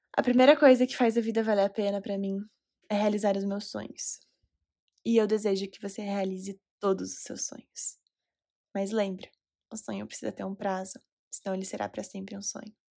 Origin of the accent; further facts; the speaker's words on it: Recife, Pernambuco, Brazil; now in Curitiba, Brazil; Recife, Pernambuco, minha cidade natal.